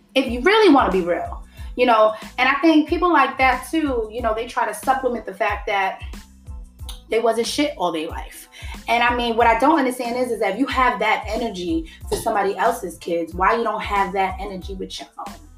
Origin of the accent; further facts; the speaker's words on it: New York City, New York, United States; I'm from the Bronx